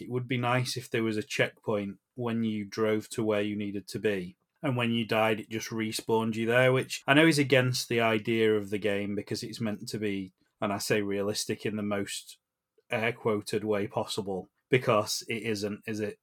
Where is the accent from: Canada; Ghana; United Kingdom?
United Kingdom; England; we're from England